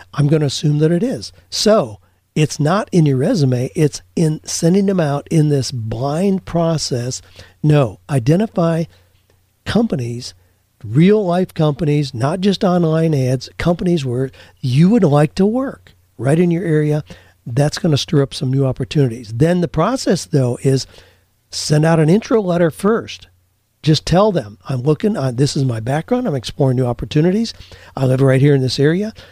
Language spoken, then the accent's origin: English; Amish Mennonite community, Ohio, United States; I grew up in the Amish Mennonite community